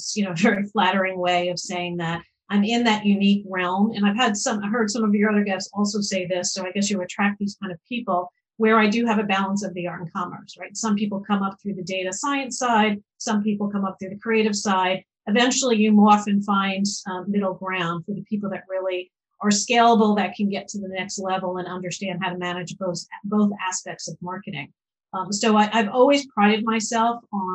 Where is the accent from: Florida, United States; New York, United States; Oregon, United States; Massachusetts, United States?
New York, United States; Long Island; growing up on Long Island